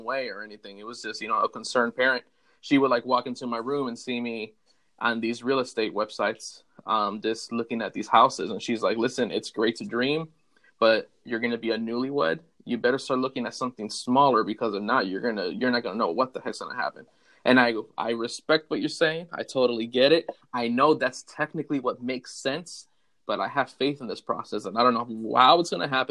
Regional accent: Puerto Rico; moved away as an adult; also born or lived in Chicago, United States; now in Florida, United States; Moved to Puerto Rico when I was 4 years old and lived there till I was just turning 22 years old.

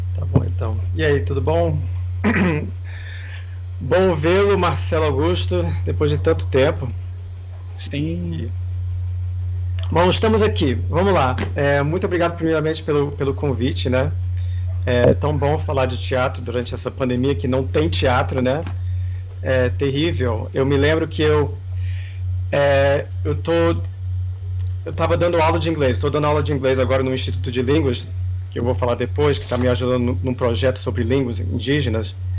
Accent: Washington, District of Columbia, United States; moved away; also born or lived in New York / Amsterdam / Brazil; eu nasci em Washington

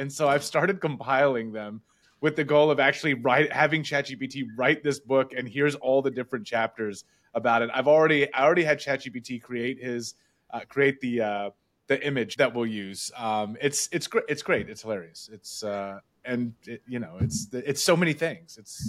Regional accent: Dallas, Texas, United States; Me and my friends that I grew up with in Dallas

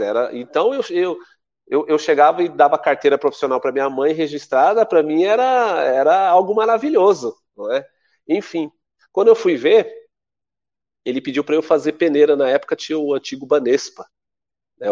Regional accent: São Paulo, Brazil; also born or lived in Paraná; eu cheguei em Pirituba com nove meses de idade. Eu sou paranaense

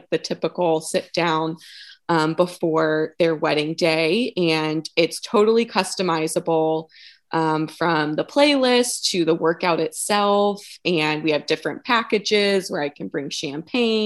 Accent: Eastern North Carolina, United States; also born or lived in Virginia; now in Wilmington, United States; I grew up in Eastern North Carolina and went to college in North Carolina

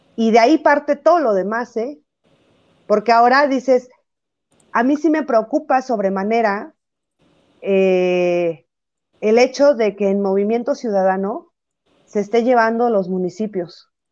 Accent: Jalisco, Mexico; que soy del estado de Jalisco

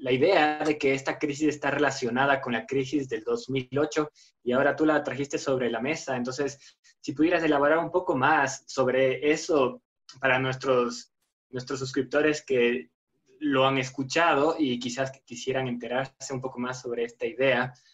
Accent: Spain; now in Ecuador; soy profesor español trabajando en Ecuador.

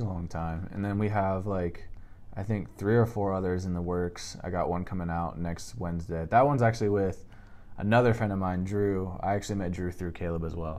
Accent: Seattle, Washington, United States; I'm from Seattle, Washington. Uh, kind of grew up there and spent a lot of a lot of my childhood just there

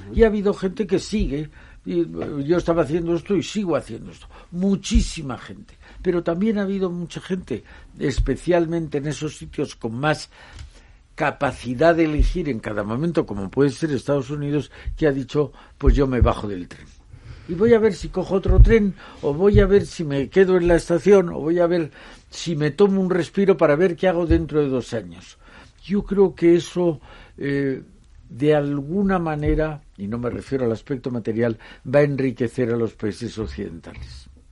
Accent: Spain; soy europeo y que soy español

